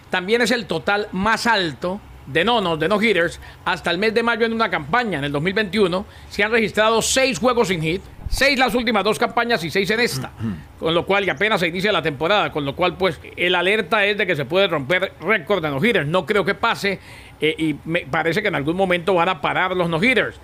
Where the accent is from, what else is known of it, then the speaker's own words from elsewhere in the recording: Colombia; yo soy más colombiano que ustedes dos juntos